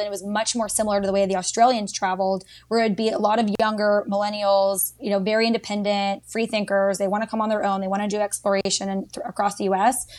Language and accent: English; Dallas, Texas, United States; moved away as an adult; also born or lived in Georgia; now in Washington, D.C. area, United States; I grew up in Dallas, Texas for all 18 years